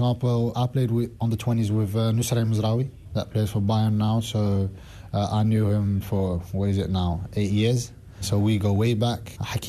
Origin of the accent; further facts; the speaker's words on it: Antwerp, Flanders, Belgium; now in London, United Kingdom; I'm a Moroccan national team player. I was brought up in Antwerp. I have a Polish mom, Moroccan dad. Yeah, brought up in the middle of Antwerp.